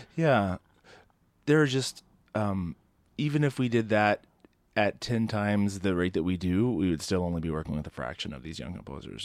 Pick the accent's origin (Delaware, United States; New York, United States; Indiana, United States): Indiana, United States; Southern; I grew up in Southern Indiana